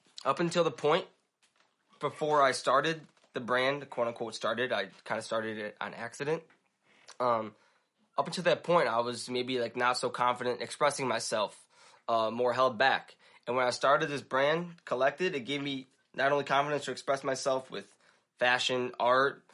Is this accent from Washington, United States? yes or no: no; Schaumburg, Illinois, United States; I've literally lived here in the suburbs of Chicago my whole life, 22 years